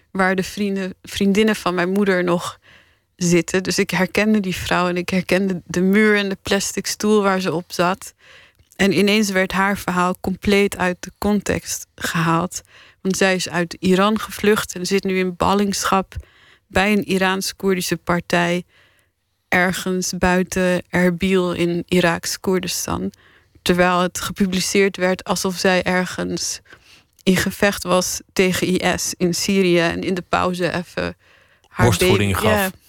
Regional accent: Paris, Île-de-France, France; born there; ik werd geboren in Parijs omdat mijn vader toen een half jaar namens de partij aan de beurt was om te lobbyen in Europa.

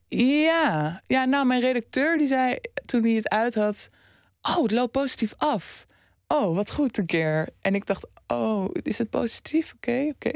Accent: Amsterdam, North Holland, Netherlands; Ik kom zelf uit Oost, Amsterdam Oost. En nu woon ik eh, vijf jaar in Noord

